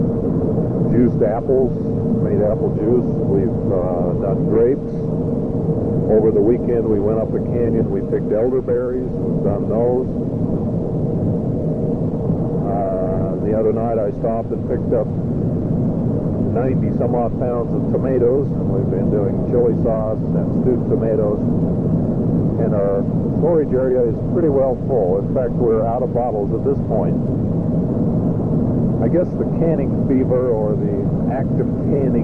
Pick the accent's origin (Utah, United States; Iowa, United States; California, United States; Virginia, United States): Utah, United States; Newton; Growing up in Newton was a fun experience, I guess, as I look back on it. I attended elementary school there in Newton